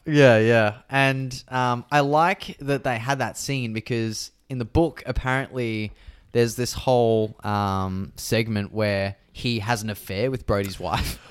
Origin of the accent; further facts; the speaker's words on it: Australia; growing up in Australia